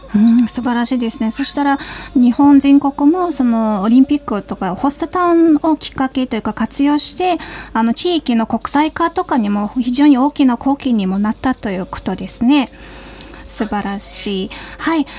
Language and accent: Japanese; Mongolia; now in Japan; モンゴル人